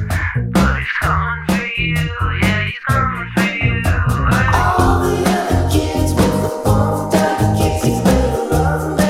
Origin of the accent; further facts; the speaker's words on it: Indiana, United States; growing up in Indiana